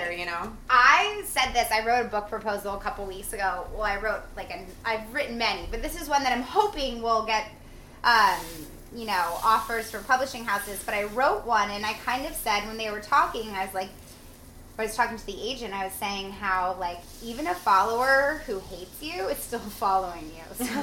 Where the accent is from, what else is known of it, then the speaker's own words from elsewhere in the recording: New Jersey, United States; I grew up in New Jersey.